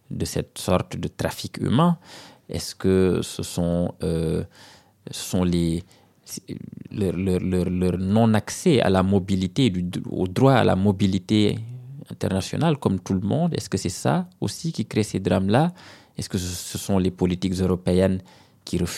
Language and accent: French; Senegal; C'est pour ça que je ne peux pas oublier que je suis sénégalais.